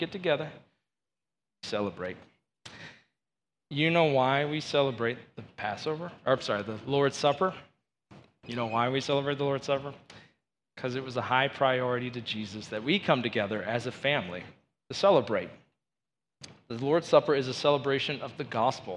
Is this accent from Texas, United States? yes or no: no; Georgia, United States; moved away as an adult; now in Green Bay, United States; I did not grow up in Wisconsin, and I'm originally from Georgia